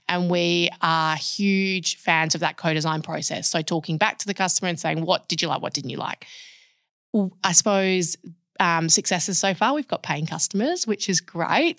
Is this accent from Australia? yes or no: yes; Perth, Western Australia, Australia; born and bred in Perth.